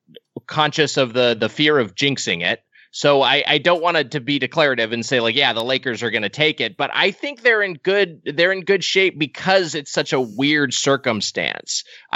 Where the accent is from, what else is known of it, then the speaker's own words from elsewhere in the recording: Southern California, United States; I grew up in Southern California.